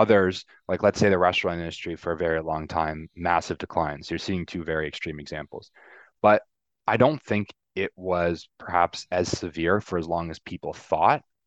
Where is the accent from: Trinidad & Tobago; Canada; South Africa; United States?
Canada; I'm Canadian